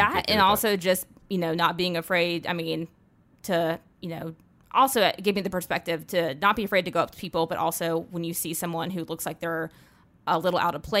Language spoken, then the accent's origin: English; Indiana, United States; born there; also born or lived in North Carolina / Georgia / Texas; So I was born in Indiana, and then we moved to North Carolina. Then we moved to Georgia. Then we moved to Texas. Then we moved back to North Carolina.